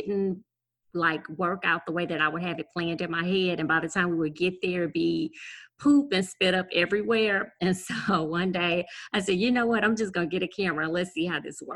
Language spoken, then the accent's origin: English; Gonzales, Louisiana, United States; I am from South Louisiana. So I'm 60 miles outside of New Orleans